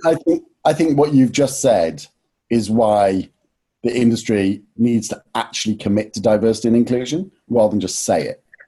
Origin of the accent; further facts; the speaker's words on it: Nottingham, East Midlands, United Kingdom; moved away; also born or lived in London; I was from Nottingham and didn't go to university